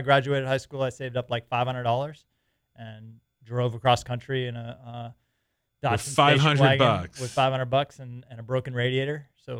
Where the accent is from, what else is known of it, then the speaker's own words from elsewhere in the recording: Boston, Massachusetts, United States; moved away; also born or lived in California; Born and raised in Boston.